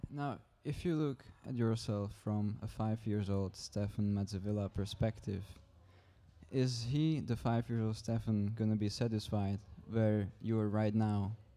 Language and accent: English; Czechia; English is a second language; moved away as an adult; now in Struer, Denmark; I am twenty. I come from the Czech Republic